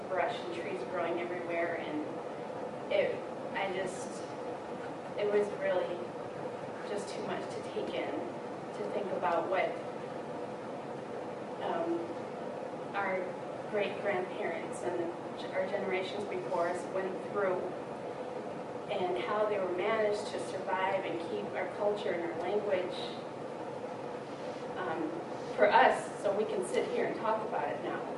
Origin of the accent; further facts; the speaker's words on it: near Harbor Springs, Petoskey, Michigan, United States; moved away; also born or lived in Lac Courte Oreilles, Wisconsin; I'm actually from Michigan. I'm from Odawa, up near Harbor Springs, Petoskey, and I used to live here about 12 years ago.